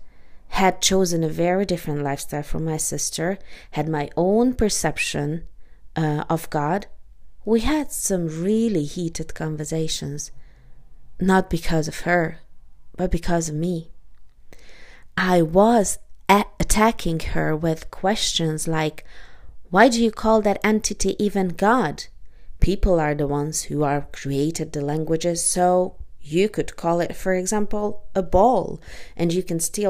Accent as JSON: {"language": "English", "country": "Hungary", "tie": "born or raised there", "moved": "yes", "said": "I am Hungarian, lived there most of my childhood"}